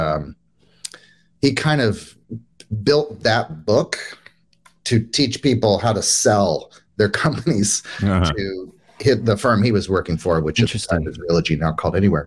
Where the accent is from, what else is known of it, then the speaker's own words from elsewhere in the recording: Minnesota, United States; I grew up in Minnesota.